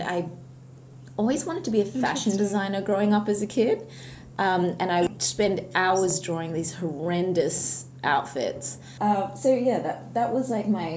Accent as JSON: {"language": "English", "country": "Australia", "tie": "born or raised there", "also_born_or_lived": "Sharjah, United Arab Emirates"}